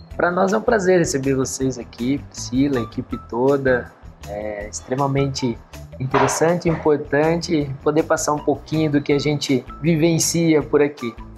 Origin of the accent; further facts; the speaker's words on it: São Carlos, São Paulo, Brazil; also born or lived in Manaus; nós somos de São Carlos, né? Somos nascidos e criados na, na terra, aqui na terra